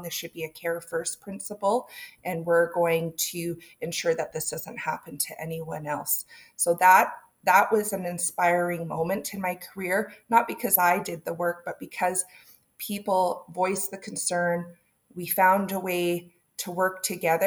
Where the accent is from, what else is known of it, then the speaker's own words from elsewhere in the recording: Dows, British Columbia, Canada; moved away as an adult; now in Kamloops, Canada; I come from Dows, right? Way out in the sticks